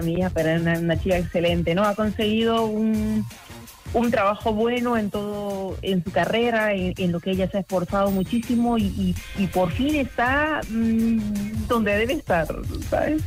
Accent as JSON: {"language": "Spanish", "town": "Jerez de la Frontera", "region": "Andalusia", "country": "Spain", "said": "somos de Jerez"}